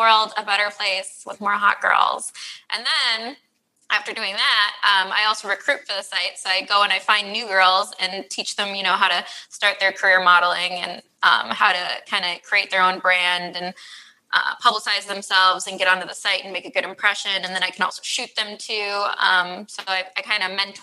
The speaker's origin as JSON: {"language": "English", "region": "Midwest", "country": "United States", "said": "Midwest. Represent."}